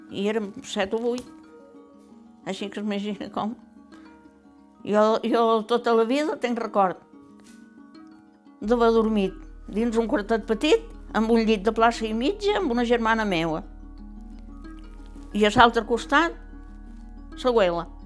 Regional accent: Cap de Barberia, Balearic Islands, Spain; Vaig néixer el 38 i … Jo som del cap de Barberia, que no és el mateix, eh? La vida d'aquí dalt que d'allà.

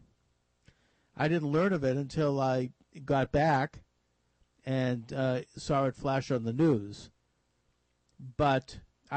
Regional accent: Boston, Massachusetts, United States; here in my hometown of Boston

